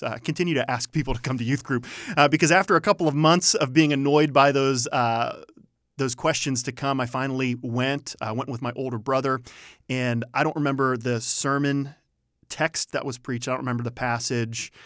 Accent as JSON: {"language": "English", "town": "Youngstown", "region": "Ohio", "country": "United States", "tie": "born or raised there", "moved": "yes", "said": "born and raised in Northeast Ohio, from Youngstown, Ohio"}